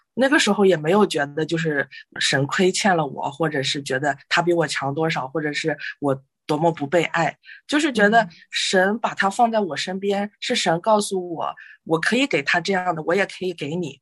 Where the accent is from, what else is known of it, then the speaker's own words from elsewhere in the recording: China; moved away; 我们中国人比较传统